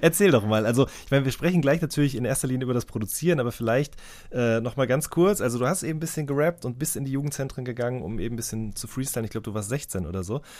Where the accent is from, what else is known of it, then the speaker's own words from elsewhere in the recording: the Ruhr border area near Unna, North Rhine-Westphalia, Germany; Ich komme direkt aus der Ecke